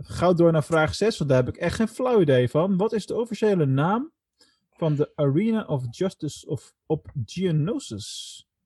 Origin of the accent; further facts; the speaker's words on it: Netherlands; ons als Nederlanders